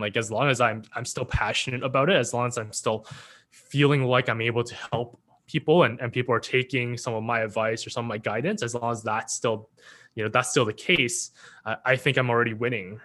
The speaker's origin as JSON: {"language": "English", "town": "Richmond", "region": "British Columbia", "country": "Canada", "tie": "born or raised there", "also_born_or_lived": "Hong Kong / Vancouver", "said": "I was born in Hong Kong, but I came when I was, you know, as a baby, one and a half. Uh, grew up, uh, starting East Van, then moving to Richmond"}